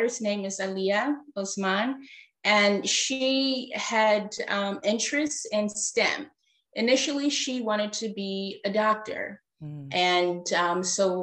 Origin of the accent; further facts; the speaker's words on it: Chicago, Illinois, United States; moved away; also born or lived in remote island; I was born and raised in Chicago, Illinois.